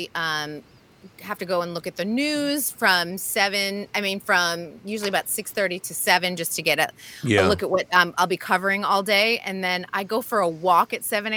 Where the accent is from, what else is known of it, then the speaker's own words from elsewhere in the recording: East Coast, United States; moved away; I grew up on the East Coast